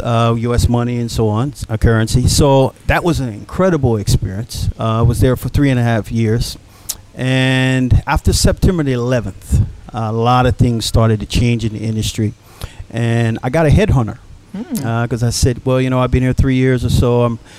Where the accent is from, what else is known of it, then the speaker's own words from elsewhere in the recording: Dallas, Texas, United States; because I'm from Dallas, Texas, okay, born and raised.